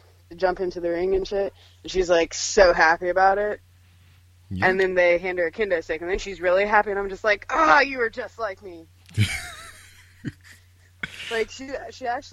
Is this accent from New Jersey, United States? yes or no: no; Springfield, Illinois, United States; growing up in Springfield, Illinois